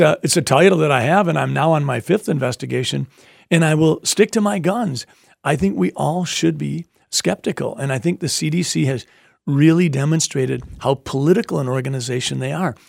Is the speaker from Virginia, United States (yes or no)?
no; Sleepy Eye, Minnesota, United States; I grew up in Sleepy Eye, Minnesota